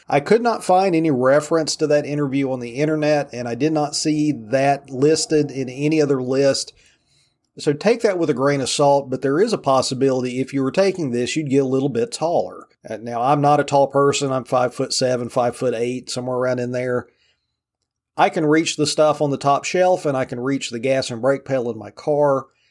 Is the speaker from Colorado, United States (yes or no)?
no; Virginia, United States; my home state of Virginia